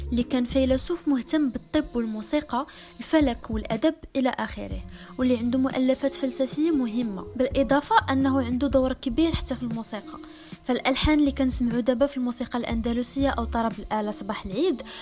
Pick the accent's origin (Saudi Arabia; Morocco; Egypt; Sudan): Morocco; واش حنا كمغاربه كنعرفوا شي حاجه على الادب المغربي ديالنا